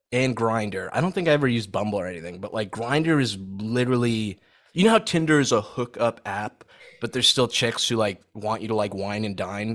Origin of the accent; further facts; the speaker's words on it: Saudi Arabia; moved away; I grew up in Saudi